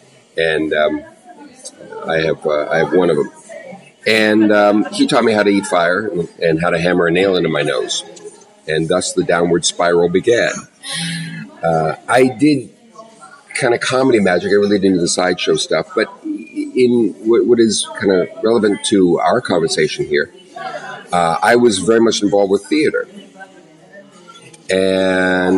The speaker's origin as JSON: {"language": "English", "town": "Long Beach", "region": "California", "country": "United States", "tie": "born or raised there", "said": "I grew up in Southern California. The Long Beach area"}